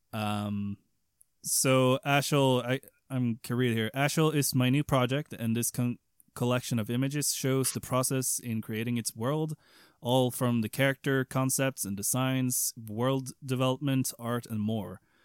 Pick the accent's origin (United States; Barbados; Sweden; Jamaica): Sweden; English is a second language; I'm not American nor English. I'm Swedish.